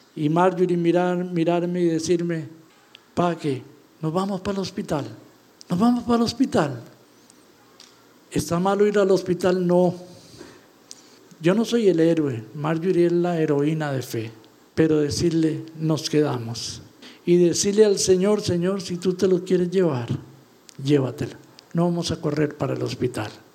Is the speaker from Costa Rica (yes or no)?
yes; Costa Rica; se sabe que venimos de Costa Rica